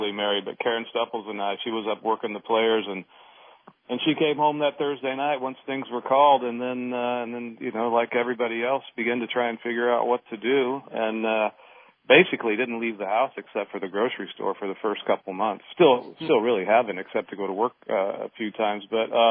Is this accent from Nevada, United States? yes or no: yes; Nevada, United States; Nevada, which is my home state